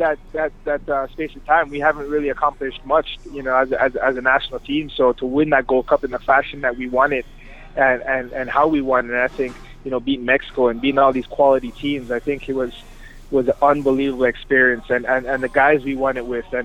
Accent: Canada; born or raised there

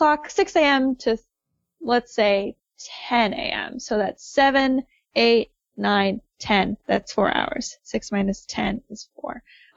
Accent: Seattle, Washington, United States; Hi, I'm from Seattle.

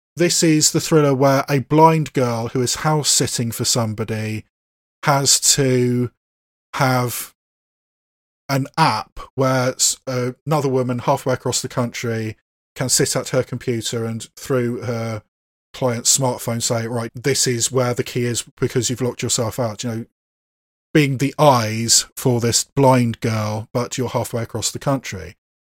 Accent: Bath, South West England, United Kingdom; my hometown of Bath

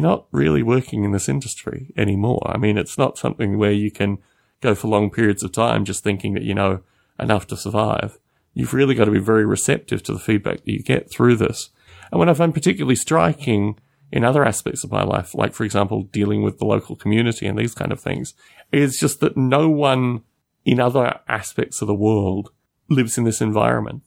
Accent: Australia; moved away as an adult; I've lived out of Australia for twelve years. I don't really care too much about being Australian

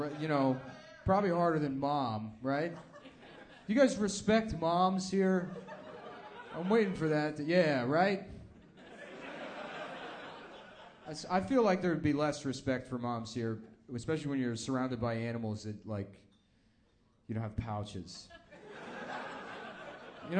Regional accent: United States; As an American

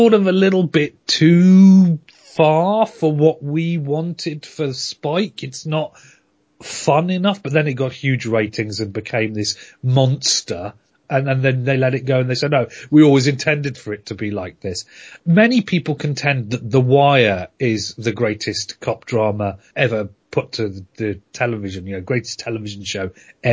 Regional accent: United Kingdom; I'm British

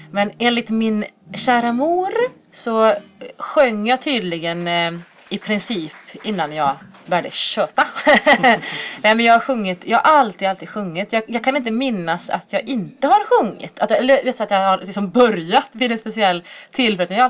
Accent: Dalsjöfors, Västra Götaland, Sweden; now in Borås, Sweden; och jag är född och uppvuxen i Dalsjöfors som ligger lite utanför Borås. Eh, men bor eh, sedermera här i den här lilla textilstaden

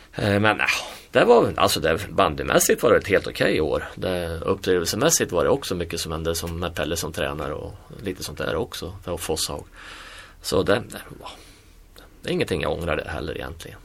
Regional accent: Sweden; moved away; vi som svenskar

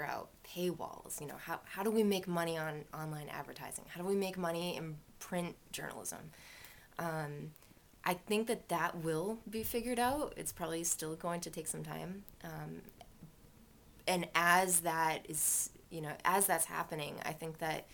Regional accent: Maine, United States; also born or lived in California; now in Worcester, United States; I grew up in Maine

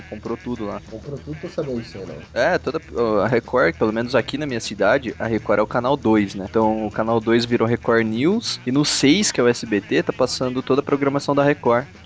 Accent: São Paulo, Brazil; accent: interior; Pro pessoal do interior, eu não tenho sotaque de caipira.

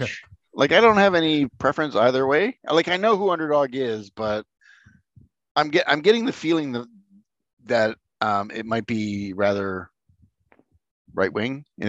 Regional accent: Lower Sackville, Nova Scotia, Canada; living in Halifax, in Lower Sackville, Nova Scotia

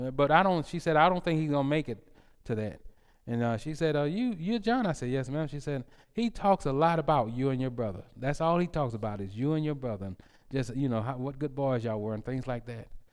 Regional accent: United States; I'm American

